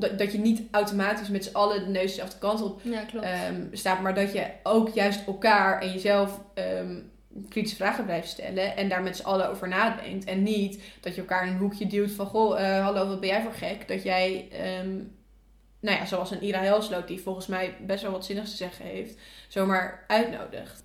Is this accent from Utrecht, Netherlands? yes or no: yes; Leusden, Utrecht, Netherlands; moved away; Ik kom uit Leusden.